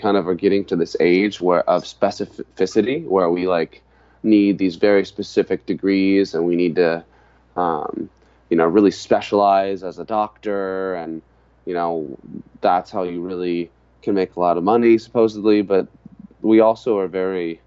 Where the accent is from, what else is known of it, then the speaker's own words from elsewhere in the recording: Santa Barbara, California, United States; also born or lived in Hawaii; I grew up in Santa Barbara, but I spent my summers and my winters with my family in Hawaii